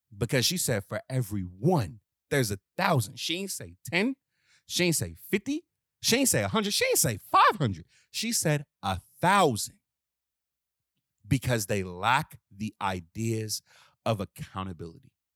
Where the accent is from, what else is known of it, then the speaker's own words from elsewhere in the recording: Washington, District of Columbia, United States; I'm from Southeast D C